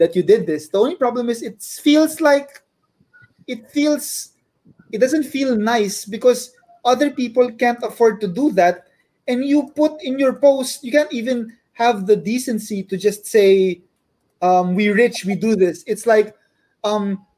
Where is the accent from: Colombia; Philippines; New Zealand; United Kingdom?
Philippines; also born or lived in Malaysia; a lot of us Pinoys are very loving and caring towards each other